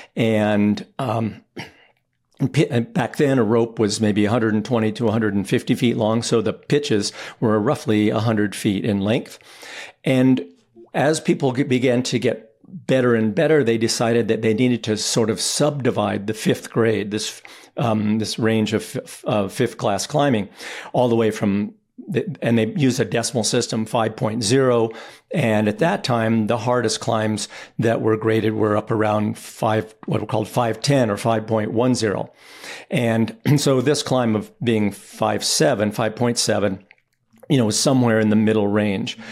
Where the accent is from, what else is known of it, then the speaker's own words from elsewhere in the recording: Boulder, Colorado, United States; I grew up in Boulder, Colorado